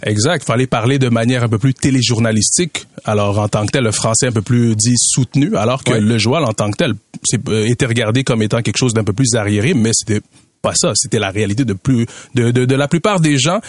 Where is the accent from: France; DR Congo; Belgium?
DR Congo; Katanga; now in Canada; on vient de, la région euh, du Katanga, on parle Swahili dans cette région du Congo.